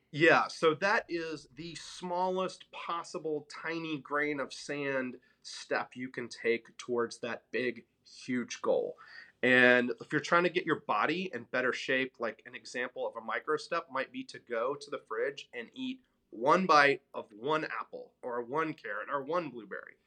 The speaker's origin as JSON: {"language": "English", "town": "Memphis", "region": "Tennessee", "country": "United States", "also_born_or_lived": "New York City", "moved": "as an adult", "said": "I'm from Memphis, Tennessee, a very middle-class family there"}